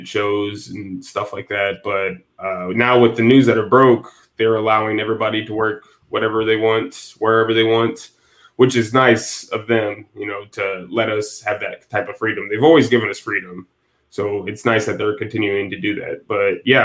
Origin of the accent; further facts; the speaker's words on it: Northwest Indiana, United States; I'm from Indiana, Northwest Indiana. So really close to Chicago, my hometown is.